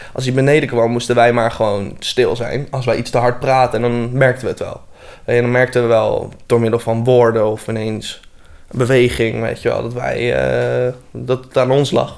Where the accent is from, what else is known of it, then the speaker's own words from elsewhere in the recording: Voorhout, South Holland, Netherlands; ik kom uit Voorhout